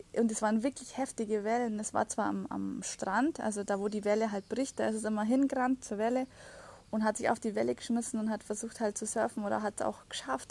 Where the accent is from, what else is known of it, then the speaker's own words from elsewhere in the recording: Germany; bei uns in Deutschland